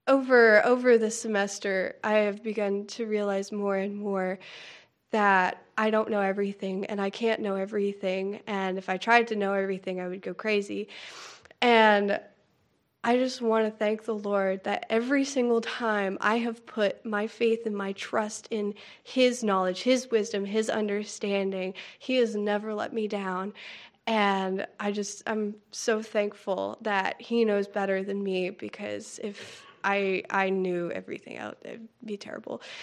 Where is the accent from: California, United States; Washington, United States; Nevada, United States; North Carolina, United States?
North Carolina, United States; I'm from Pokedon, North Carolina